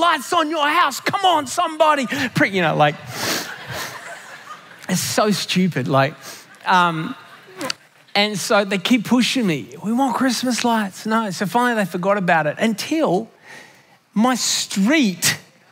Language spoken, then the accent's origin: English; Australia; when I grew up in Australia, you had to have a real tree